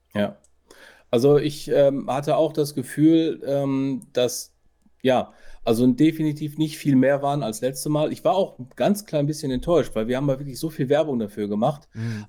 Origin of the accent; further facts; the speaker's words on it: Ruhr area, North Rhine-Westphalia, Germany; bei uns im Ruhrpott